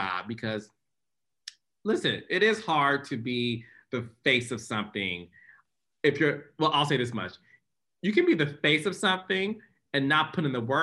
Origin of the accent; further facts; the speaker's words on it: Detroit, Michigan, United States; I'm born and raised in Detroit, Michigan